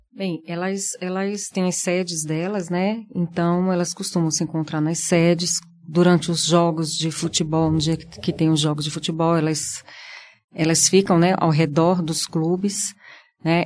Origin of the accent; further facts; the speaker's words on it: Brazil; como brasileiro